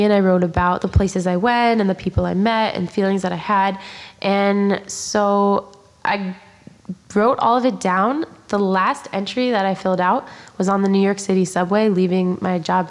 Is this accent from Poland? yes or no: yes; Poland; English is a second language; I grew up in Poland, obviously